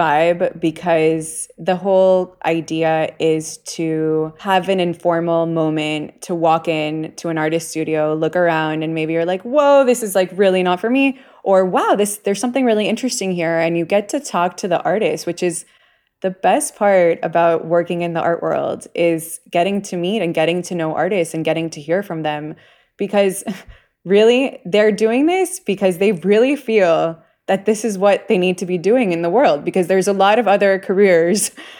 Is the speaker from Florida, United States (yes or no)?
yes; Miami, Florida, United States; also born or lived in New York / Bay Area; I'm from Miami. I lived a long time in New York, and then I have the California, you know, I lived in the Bay Area.